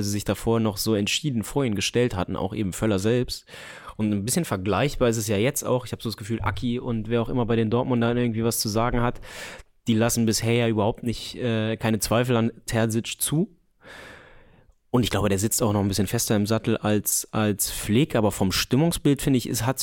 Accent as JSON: {"language": "German", "region": "Berlin", "country": "Germany", "said": "war als Berliner wichtig, dass ihr euch da zumindest einmal habt äh, so richtig abschießen lassen"}